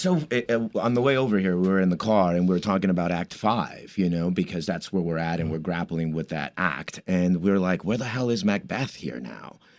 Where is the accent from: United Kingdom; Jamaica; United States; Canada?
United States; Commerce, California; moved away as an adult; also born or lived in East Los Angeles, California / New York; my parents moved to the city of Commerce, which is right outside East LA, and uh, I grew up there